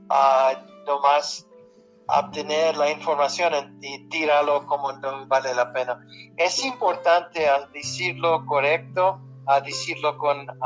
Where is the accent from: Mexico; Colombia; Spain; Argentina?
Mexico; Spanish is a second language; also born or lived in El Paso, Texas; now in United States; se me perdió cuando nos fuimos de El Paso, Texas. ¿Qué pasó con español? No sé, pero eh, eh, todas las veces trato de hablar español, pero yo crecí en México, eh, soy de Texas